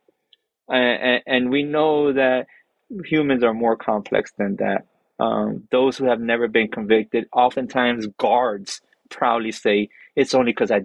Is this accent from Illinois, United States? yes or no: no; Miami, Florida, United States; I was born in Miami, but I grew up in prison.